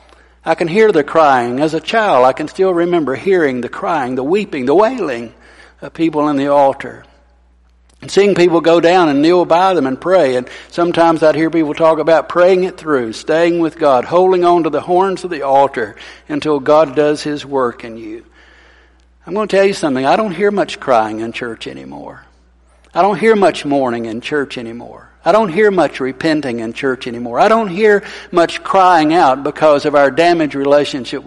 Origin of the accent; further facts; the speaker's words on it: Arab, Alabama, United States; I grew up in Arab